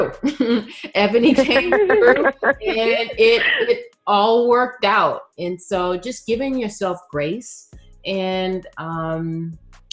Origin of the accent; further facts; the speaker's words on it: Texas, United States; now in Bay Area, United States; being a Texan